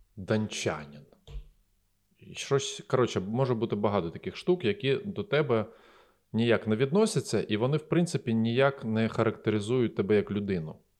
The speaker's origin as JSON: {"language": "Ukrainian", "region": "Eastern Ukraine", "country": "Ukraine", "said": "Я з Востока"}